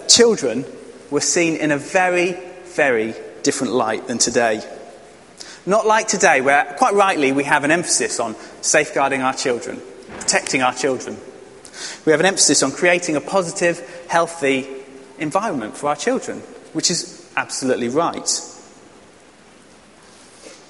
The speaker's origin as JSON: {"language": "English", "region": "England", "country": "United Kingdom", "said": "as an English man"}